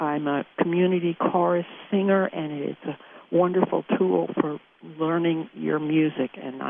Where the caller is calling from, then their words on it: Martinsville, Virginia, United States; I'm calling from Martinsville, Virginia.